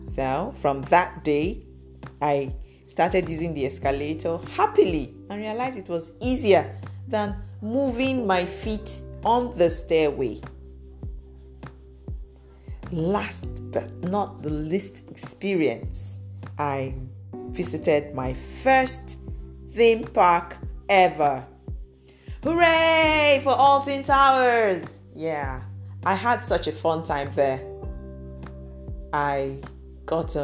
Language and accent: English; Nigeria; my home country, Nigeria